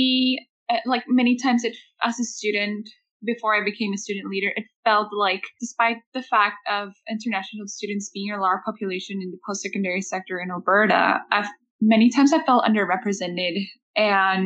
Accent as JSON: {"language": "English", "country": "Mexico", "moved": "yes", "lives_now": "Lethbridge, Canada", "said": "I'm from Mexico."}